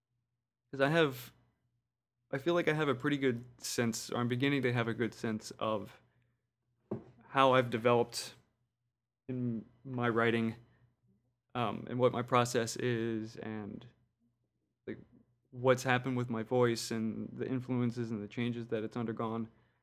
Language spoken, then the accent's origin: English; New Orleans, Louisiana, United States; I was born in New Orleans. Somehow lived there for 20-ish years and never picked up the accent.